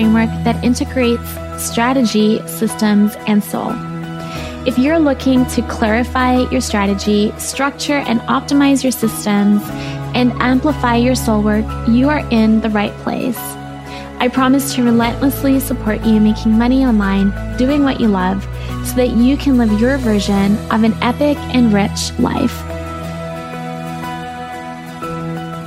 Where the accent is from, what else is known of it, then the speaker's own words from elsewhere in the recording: South Africa; now in British Columbia, Canada; I was born in South Africa where I spent my childhood, and that was before my family immigrated to Canada where I live now